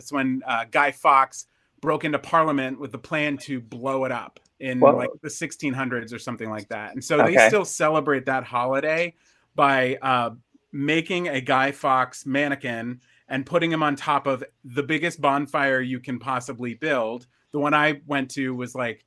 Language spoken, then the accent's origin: English; United States; also born or lived in Pennsylvania; I grew up in New Jersey and Pennsylvania